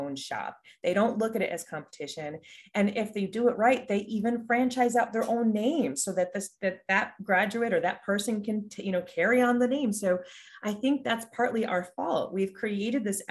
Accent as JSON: {"language": "English", "region": "Florida", "country": "United States", "tie": "born or raised there", "said": "So I grew up in Florida. All of my work was in Florida."}